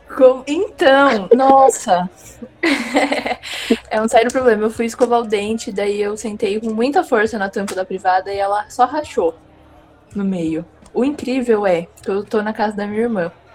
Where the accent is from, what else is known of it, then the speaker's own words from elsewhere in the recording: interior of São Paulo, Brazil; sou do interior de São Paulo